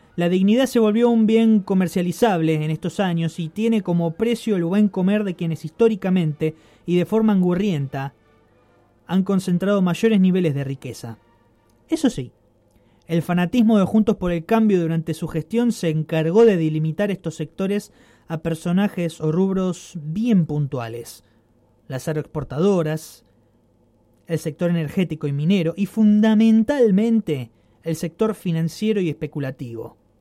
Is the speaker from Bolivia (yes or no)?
no; Argentina; also born or lived in Rosario, Argentina